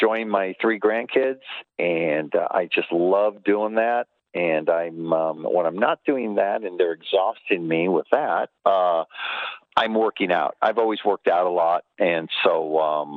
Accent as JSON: {"language": "English", "town": "Los Angeles", "region": "California", "country": "United States", "tie": "born or raised there", "also_born_or_lived": "Milwaukee", "moved": "as an adult", "said": "I grew up in Los Angeles. So for a guy, you know, a young trainer from Los Angeles going to Milwaukee"}